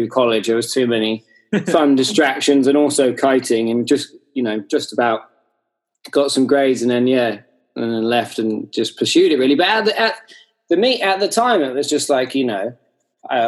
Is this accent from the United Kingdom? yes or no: yes; Hayling Island, South East England, United Kingdom; I grew up on Hayling Island, and it just happens to be one of the best places in the UK for kiting.